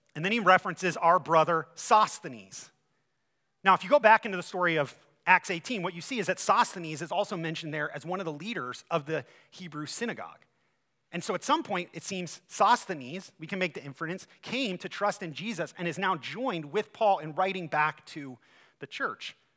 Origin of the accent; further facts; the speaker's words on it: Ohio, United States; now in Michigan, United States; I'm from Ohio